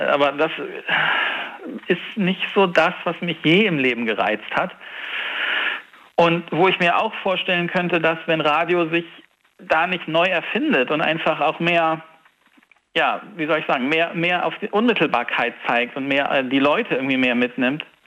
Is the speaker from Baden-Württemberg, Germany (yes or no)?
no; Hamburg, Germany; moved away as an adult; now in Siegburg, Germany; ich bin ja Hamburger, gebürtig und habe das meiste Leben da verbracht.